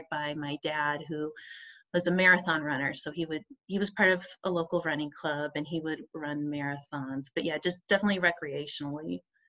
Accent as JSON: {"language": "English", "region": "Arizona", "country": "United States", "tie": "born or raised there", "moved": "yes", "lives_now": "Oregon, United States", "said": "I live in Oregon. I was raised in Arizona"}